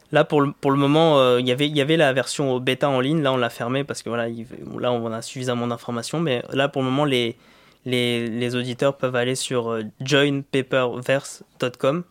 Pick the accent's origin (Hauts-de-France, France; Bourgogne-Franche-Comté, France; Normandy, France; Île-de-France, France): Île-de-France, France; Vitry-sur-Seine; moved away as an adult; also born or lived in Côte d'Ivoire / India; J'ai grandi dans le 9-4